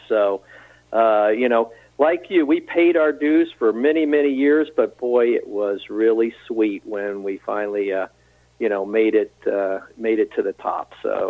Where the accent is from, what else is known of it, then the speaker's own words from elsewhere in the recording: Florida, United States; growing up in Florida